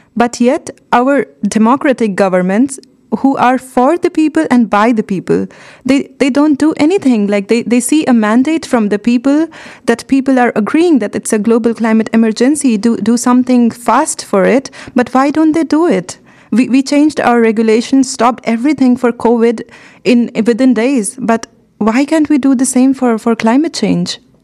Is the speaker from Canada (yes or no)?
no; India; moved away as an adult; So, I come from India